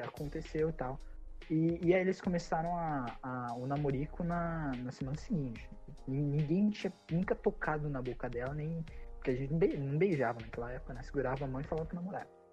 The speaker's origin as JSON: {"language": "Portuguese", "town": "Piracicaba", "region": "São Paulo", "country": "Brazil", "said": "eu sou de Piracicaba"}